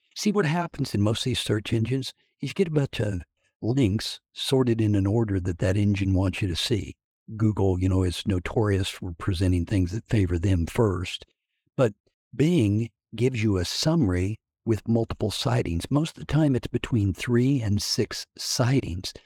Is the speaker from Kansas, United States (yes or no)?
yes; Hutchinson, Kansas, United States; I am from Hutchinson, Kansas